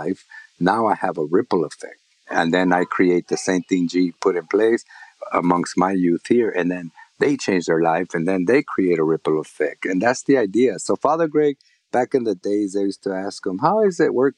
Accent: Los Angeles, California, United States; growing up in East Los Angeles, Boyle Heights

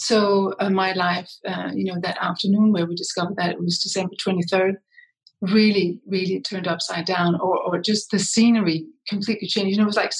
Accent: Copenhagen, Capital Region of Denmark, Denmark; moved away; also born or lived in Brussels / New York City; I come from Copenhagen, Denmark, but I have spent most of my life or half of my life outside of Denmark in international environments.

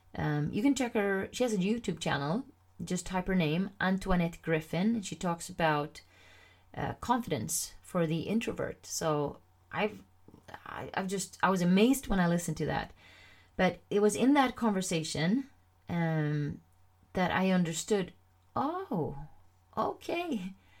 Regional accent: Sweden; first language Swedish; English is a second language

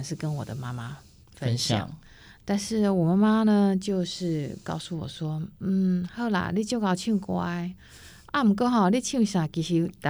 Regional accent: Taiwan; first language Taiwanese Hokkien; 那再过来是我拾起我自己的母语台语，好，

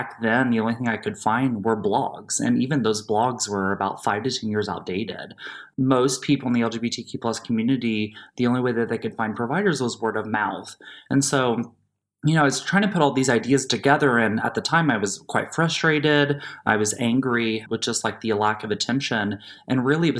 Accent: Southern Indiana, United States; I'm born and raised in Southern Indiana, rural Indiana

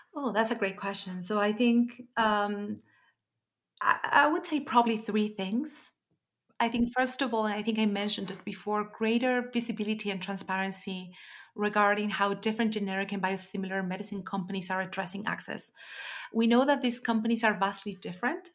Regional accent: Chile; moved away; my home country, Chile

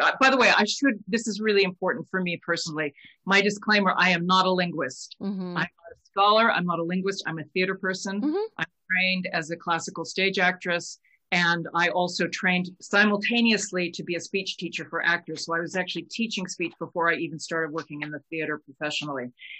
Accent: United States; she's English and I'm American

